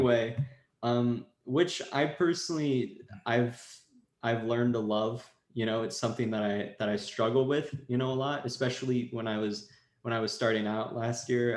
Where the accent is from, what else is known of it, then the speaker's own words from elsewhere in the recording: Washington, United States; now in Los Angeles, United States; I was in LA and I'm from Washington State originally. That's where all my family lives.